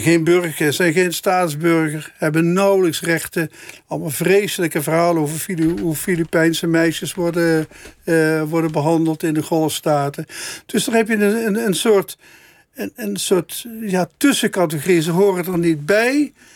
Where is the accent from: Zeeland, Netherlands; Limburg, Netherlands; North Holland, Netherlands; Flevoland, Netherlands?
Limburg, Netherlands; Meijel; Ik kom uit Meijel, maar mijn ouders komen wel ietsje verder uit Limburg, dus uit Helden